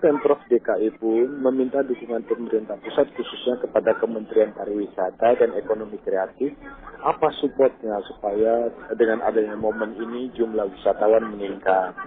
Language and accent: Indonesian; Jakarta, Indonesia; saya sebagai warga Jakarta